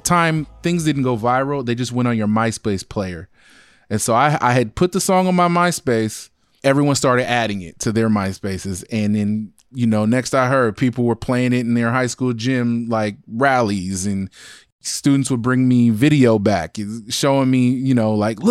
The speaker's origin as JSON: {"language": "English", "town": "Alameda", "region": "California", "country": "United States", "tie": "born or raised there", "said": "I'm born and raised in the Bay Area. I'm from Alameda. It's right next to Oakland."}